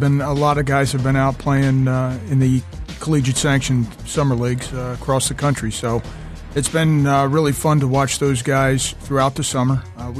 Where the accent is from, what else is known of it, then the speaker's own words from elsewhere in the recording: Doylestown, Pennsylvania, United States; also born or lived in Hatboro; I am. I grew up early in Hatboro, and then my folks moved to Doylestown when I was 12.